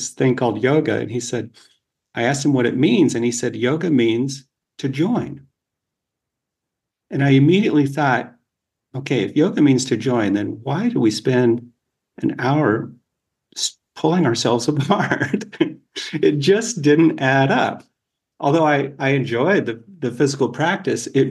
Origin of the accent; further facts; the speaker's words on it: Colorado, United States; also born or lived in Boulder, Colorado; I grew up in Colorado, and Boulder, Colorado has been my wife and I's home for really the last 30 years